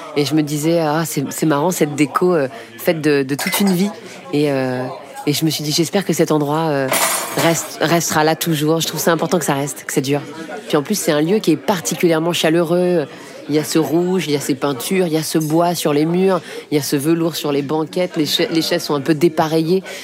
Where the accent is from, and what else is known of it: Paris, Île-de-France, France; born or raised there